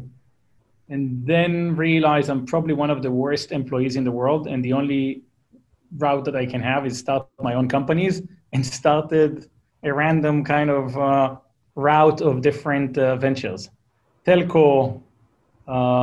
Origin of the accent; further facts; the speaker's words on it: Israel; accent: Israeli; English is a second language; moved away as an adult; now in Palo Alto, United States; Israeli. You hear by my crappy accent that I can't get rid